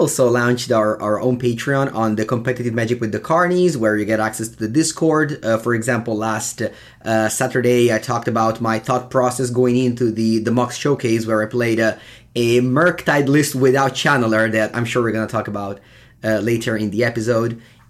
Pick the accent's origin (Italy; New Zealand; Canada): Italy